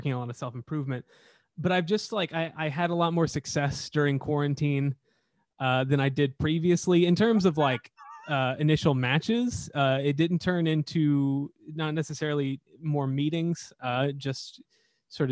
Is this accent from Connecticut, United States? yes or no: no; Houston, Texas, United States; I was born in Houston, which is very close to Louisiana.